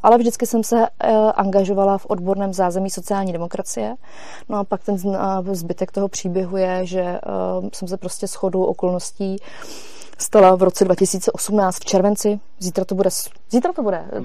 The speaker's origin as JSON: {"language": "Czech", "country": "Czechia", "also_born_or_lived": "Germany / Frankfurt", "moved": "as an adult", "said": "jsem se vrátila z Německa zpátky do Čech"}